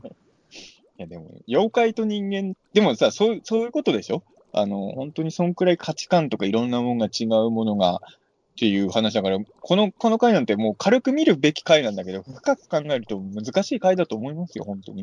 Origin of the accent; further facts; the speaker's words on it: Ibaraki, Japan; 俺、俺、茨城県民だか分かんないけど